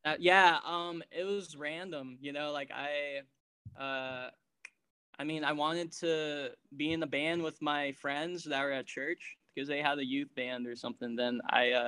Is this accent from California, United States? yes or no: yes; San Francisco, California, United States; also born or lived in Daly City; I was born in San Francisco, born and raised